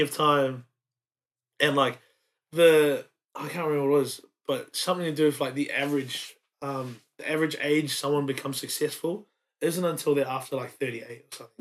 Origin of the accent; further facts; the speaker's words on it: Wellington, New Zealand; moved away as an adult; also born or lived in Samoa; now in Brisbane, Australia; raised in um raised in Wellington.